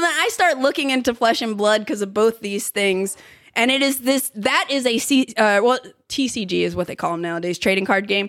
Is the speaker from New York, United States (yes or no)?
no; Philadelphia, Pennsylvania, United States; moved away; it's my hometown.